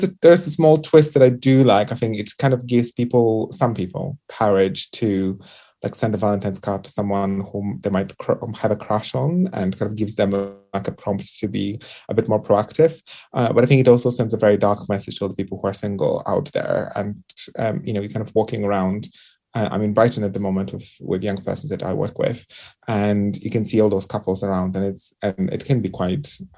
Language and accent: English; Poland; accent: Eastern European or Central Europe; moved away; I think I grew up in Poland, and when I was educated in Poland